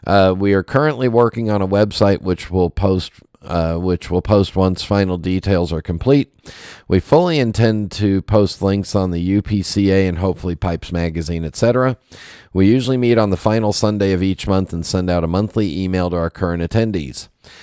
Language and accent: English; Chicago, Illinois, United States; moved away as an adult; I grew up in Chicago with access to some of the old great houses led by Ewan Reese.